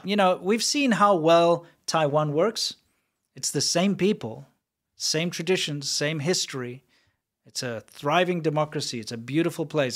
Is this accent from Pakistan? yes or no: no; South Africa; I'm from South Africa.